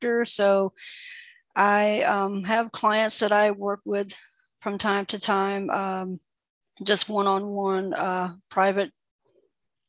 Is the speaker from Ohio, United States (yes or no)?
no; Lumberton, North Carolina, United States; also born or lived in St. Pauls, North Carolina; I am from North Carolina. I was born and raised in North Carolina. I grew up in a town called Lumberton